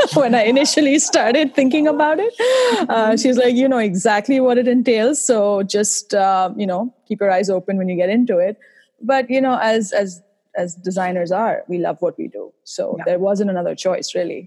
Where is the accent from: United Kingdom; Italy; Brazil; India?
India; now in Boston, United States; I'm originally from India, as you might be able to tell from my accent